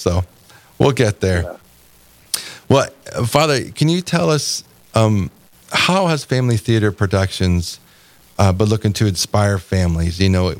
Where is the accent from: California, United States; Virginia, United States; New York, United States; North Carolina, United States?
California, United States; now in Fargo, United States; So I'm originally from California, so that's one of the things that I actually love about being in the Midwest